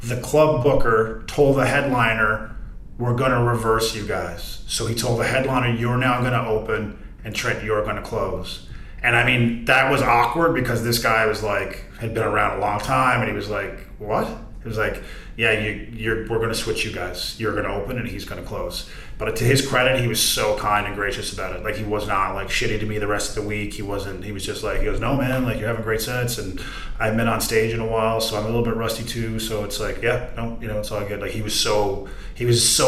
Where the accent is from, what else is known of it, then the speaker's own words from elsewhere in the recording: Corner Brook, Newfoundland and Labrador, Canada; moved away; I was doing a segment in my hometown, ironically, for Amazing Race Canada